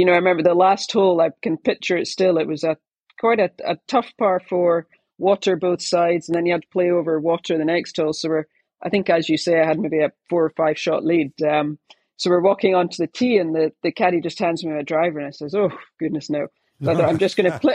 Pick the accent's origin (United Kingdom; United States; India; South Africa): United Kingdom; being British